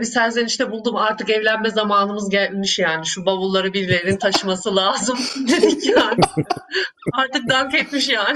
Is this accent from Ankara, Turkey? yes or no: yes; Ankara, Turkey; Ankara'da büyüdüm.